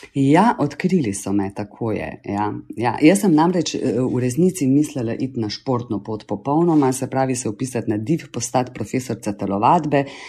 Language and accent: Slovenian; Celje, Savinja, Slovenia; moved away as an adult; also born or lived in Ljubljana; now in Laško, Slovenia; jaz sem v bistvu celjanka, rojena v celju